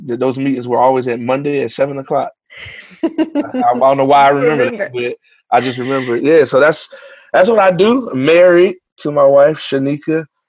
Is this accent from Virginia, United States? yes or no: yes; Hampton, Virginia, United States; So born and raised Hampton in Phoebus. Graduated from Hampton University. I was a music major. I was in the band doing all of that. My parents are preachers, so I'm a PK.